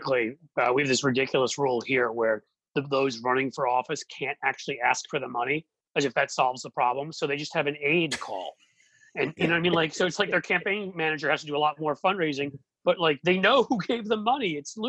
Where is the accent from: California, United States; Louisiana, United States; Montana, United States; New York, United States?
New York, United States; New York City; now in Ohio, United States; growing up in New York City, we elected a number of judges there. And now I live in Ohio